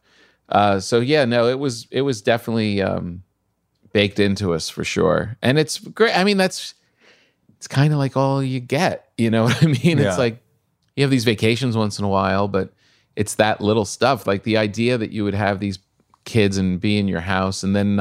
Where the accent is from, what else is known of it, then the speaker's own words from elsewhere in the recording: New Jersey, United States; New Jersey.